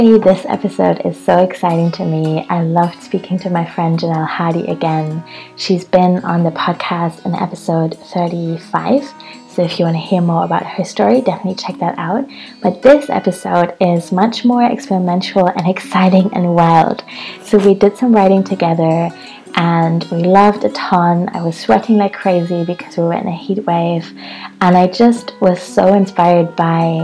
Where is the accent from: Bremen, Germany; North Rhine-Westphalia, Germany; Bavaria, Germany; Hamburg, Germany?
Hamburg, Germany; I'm still in Hamburg, my hometown